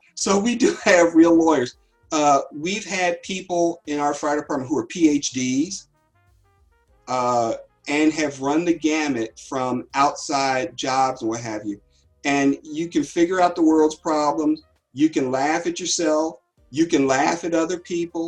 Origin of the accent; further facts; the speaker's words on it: Cincinnati, Ohio, United States; I'm from Cincinnati.